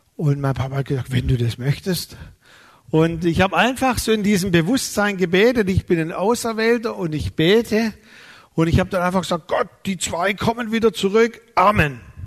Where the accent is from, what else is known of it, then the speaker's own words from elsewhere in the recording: Neuhausen auf den Fildern, Baden-Württemberg, Germany; also born or lived in Balingen; Weil da sind wir umgezogen von meinem Geburtsort Balingen nach Neuhausen auf den Filtern.